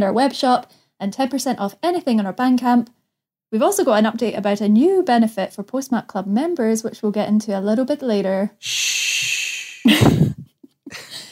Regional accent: the West, Scotland, United Kingdom; moved away; I'm from the West

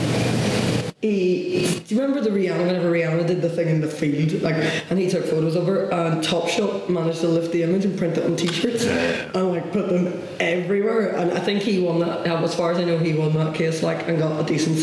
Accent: Ireland; I'm too Irish

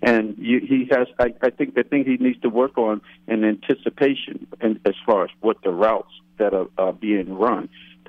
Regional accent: Newark, New Jersey, United States; My mother lives not too far from the stadium. She lives in Newark, and I grew up in Newark.

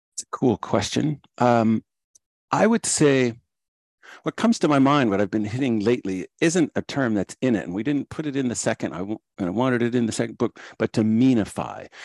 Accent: Moorhead, Minnesota, United States; moved away as an adult; also born or lived in Decorah, Iowa / Illinois; I'm from Morehead, Minnesota.

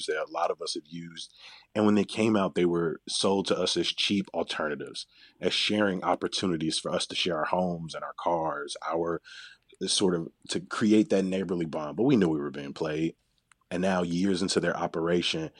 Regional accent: Chicago, Illinois, United States; I'm a Chicagoan

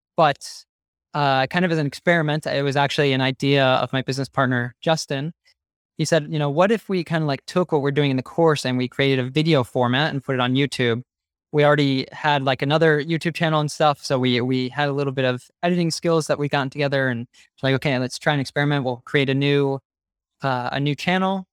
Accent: United States; first language English; now in Barcelona, Spain; I'm from the United States

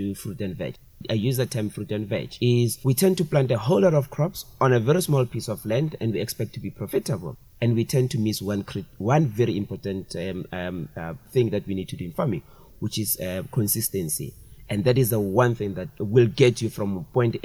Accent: Brits, North West, South Africa; I grew up in Brits

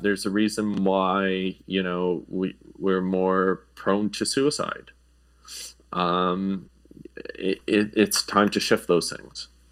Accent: Sudbury, Ontario, Canada; also born or lived in Europe; now in Toronto, Canada; I grew up in Sudbury

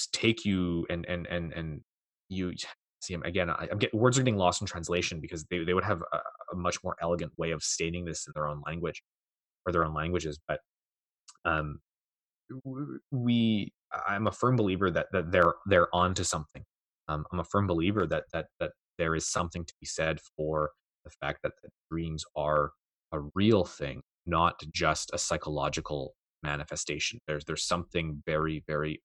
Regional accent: Canada; I'm Canadian

